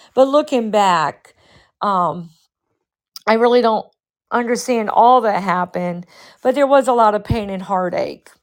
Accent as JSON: {"language": "English", "region": "Massachusetts", "country": "United States", "tie": "born or raised there", "said": "We were raised in Massachusetts"}